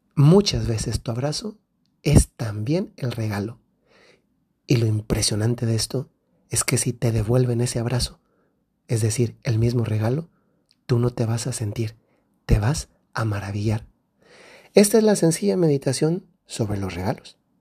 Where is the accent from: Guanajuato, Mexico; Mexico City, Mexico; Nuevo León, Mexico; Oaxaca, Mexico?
Guanajuato, Mexico; Yo soy del centro de México, de Guanajuato, y allá los regalos los traen los Reyes Magos.